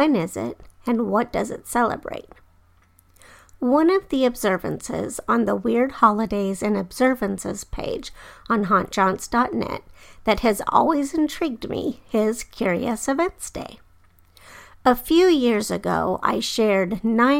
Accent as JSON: {"language": "English", "town": "Denver", "region": "Colorado", "country": "United States", "tie": "born or raised there", "moved": "yes", "said": "I grew up in Denver, but I moved away by the time the new airport DIA was being built."}